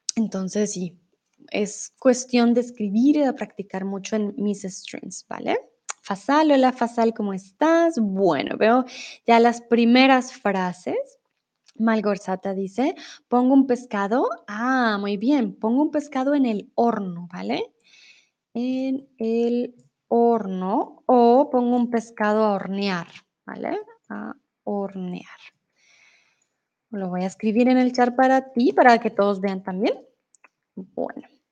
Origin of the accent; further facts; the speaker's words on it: Colombia; now in Mexico; de Colombia